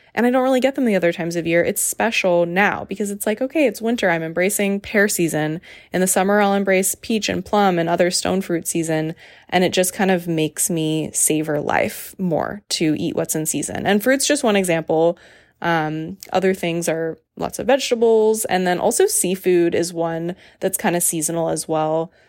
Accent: Raleigh, North Carolina, United States; moved away; my hometown, Raleigh

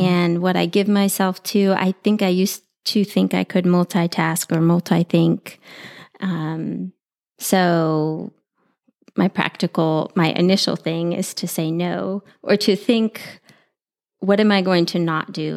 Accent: San Antonio, Texas, United States; I grew up here in San Antonio

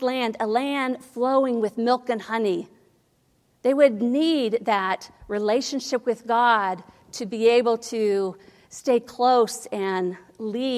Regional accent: Ohio, United States; I grew up in Ohio.

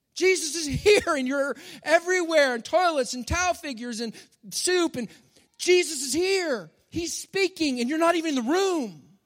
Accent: Texas, United States; I'm from Texas

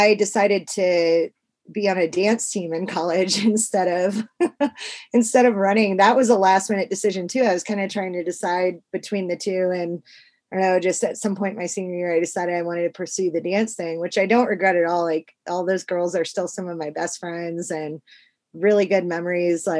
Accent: St. Charles, Missouri, United States; now in California, United States; So I live in like the mountains in California now, but I grew up in St. Charles, Missouri, which is like a suburb of St. Louis.

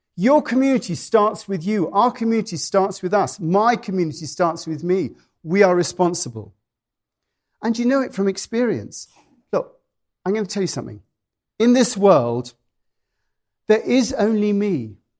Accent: United Kingdom; now in United States; being British

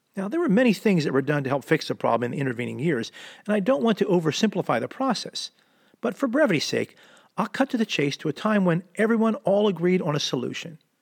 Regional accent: Philadelphia metropolitan area, New Jersey, United States; moved away as an adult; also born or lived in San Diego, California; I moved from the Philadelphia metropolitan area, South Jersey to be exact, when I was eighteen years old

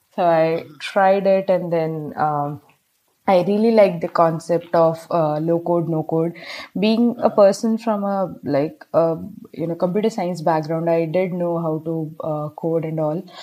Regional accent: Bijnor, Uttar Pradesh, India; moved away as an adult; now in Hyderabad, India; currently I'm at my hometown. It's Bijnor, Uttar Pradesh.

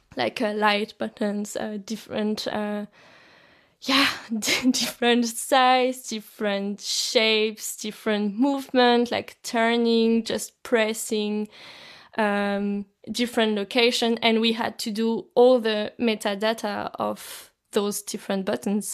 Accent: France; now in Zurich, Switzerland; I come from France, but I'm now based in Zurich, in Switzerland.

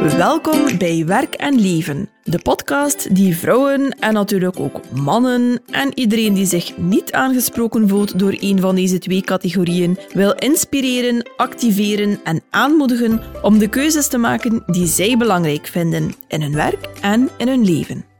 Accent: Ostend and Bruges, West Flanders, Belgium; accent: North-West Flemish (West Flemish); in mijn tongval net iets meer um, Noordwest-Vlaamse eh, accenten ah horen, afkomstig uit Oostende en Brugge

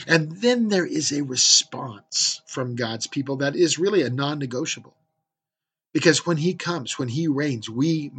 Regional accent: California, United States; now in Central Oregon, United States; I grew up in California where there was Yosemite

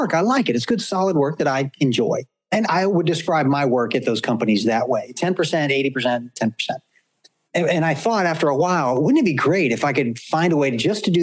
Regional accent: the South, United States; when I was a kid, Josh, growing up in the South

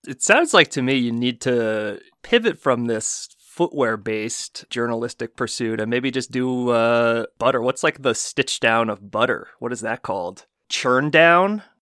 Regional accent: New Jersey, United States; I'm from New Jersey

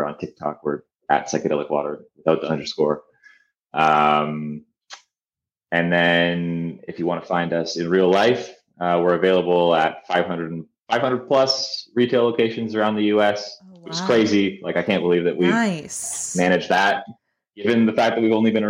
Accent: Canada; I'm Canadian.

